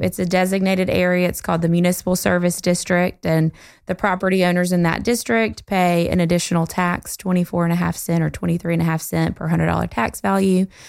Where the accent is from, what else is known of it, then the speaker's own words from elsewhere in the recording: Goldsboro, North Carolina, United States; moved away as an adult; also born or lived in Greenville; I am from Goldsboro, um, not born here, but raised here, and went to Eastern Wayne High School